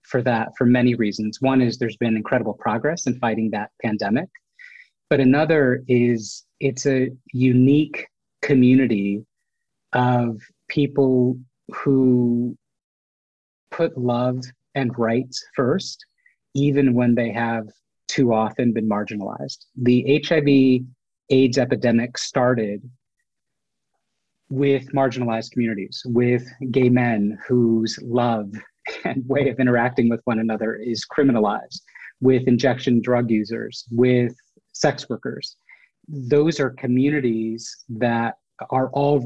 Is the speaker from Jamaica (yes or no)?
no; United States; I was born in the United States. They came from India to the United States to make a better life.